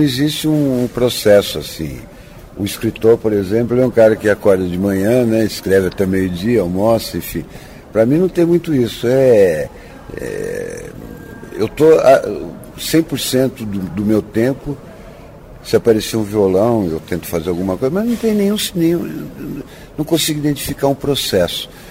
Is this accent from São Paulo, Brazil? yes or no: yes; Ubatuba, São Paulo, Brazil; moved away; also born or lived in Santos / Taubaté; Eu, eu nasci em Santos e fui criado em Ubatuba, porque minha família, tanto de pai e de mãe, eram, são todos ubatubanos